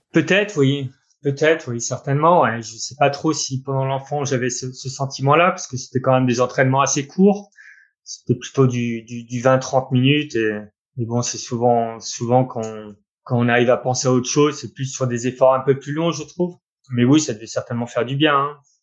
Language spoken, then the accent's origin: French; Orne, Normandy, France; moved away as an adult; je suis né en Normandie, où j'y ai passé, euh, vingt-cinq ans quasiment. Euh, avec mon papa et ma maman, là-bas, on est en, à Bouillouse, dans une petite commune, euh, dans l'Orne